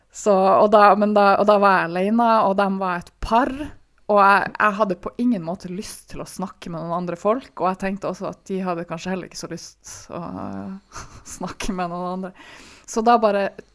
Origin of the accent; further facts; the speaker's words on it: Tromsø, Troms, Norway; jeg er fra Tromsø, og her i Tromsø